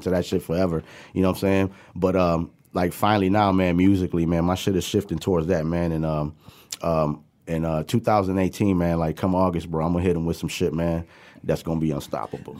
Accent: Pontiac, Michigan, United States; born or raised there; also born or lived in New York / Puerto Rico

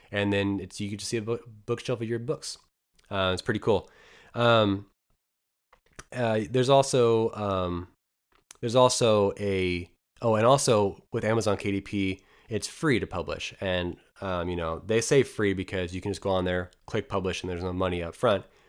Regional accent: Eastern Oregon, United States; moved away; I'm from a very, very small town of about two hundred people, um, in, in Eastern Oregon

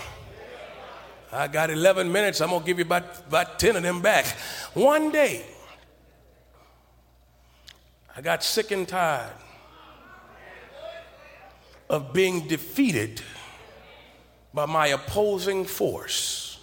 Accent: Beaumont, Texas, United States; I grew up in Beaumont, Texas.

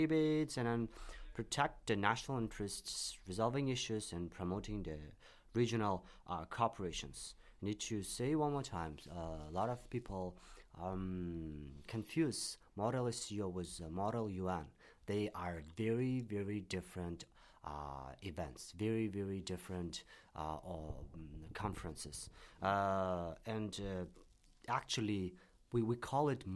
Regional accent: Tashkent, Uzbekistan; now in Beijing, China; I'm from Tashkent, Uzbekistan

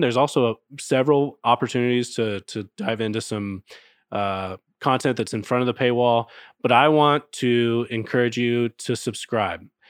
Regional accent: Texas, United States; I grew up in Texas

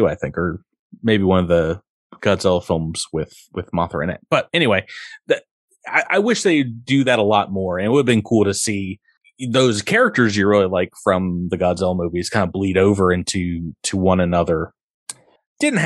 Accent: Massachusetts, United States; Massachusetts, my home state here

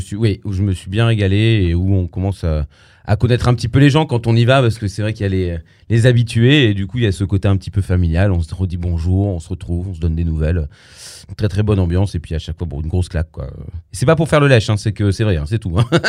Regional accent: Avignon, Provence-Alpes-Côte d'Azur, France; je suis d'Avignon, hein, du Luberon

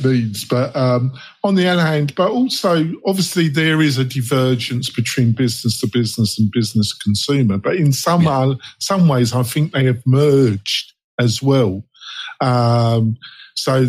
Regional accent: England, United Kingdom; also born or lived in West Coast, United States; now in United States; I'm English. I live in America, Adam, on the West Coast.

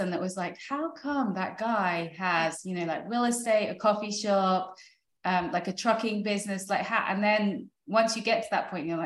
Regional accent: United Kingdom; moved away as an adult; now in United States; because coming from Europe, like I'm British, my husband's French, building uh, starting a business in France is so difficult.

